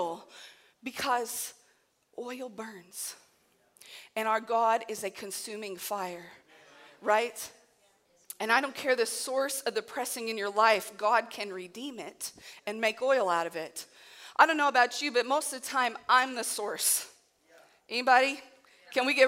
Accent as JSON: {"language": "English", "region": "Southern Illinois", "country": "United States", "said": "I am from Southern Illinois"}